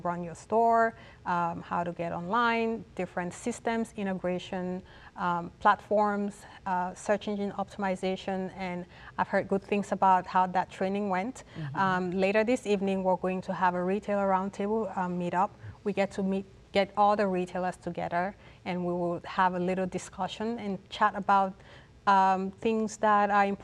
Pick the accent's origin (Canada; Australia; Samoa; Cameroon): Cameroon; now in United States; I'm originally from Cameroon, West Africa